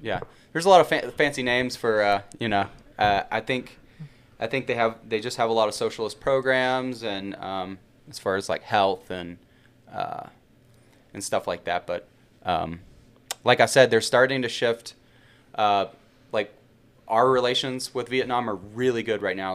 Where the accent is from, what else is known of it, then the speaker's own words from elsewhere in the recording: Birmingham, Alabama, United States; moved away as an adult; also born or lived in Yellowstone National Park / Bozeman, Montana; I'm from Birmingham, Alabama originally.